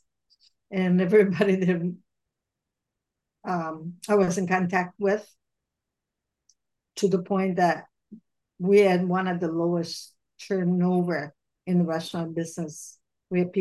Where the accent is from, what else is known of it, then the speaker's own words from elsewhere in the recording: Italy; moved away as an adult; also born or lived in Florida; now in United States; I was born and raised in Italy, and I went to the United States when I was 24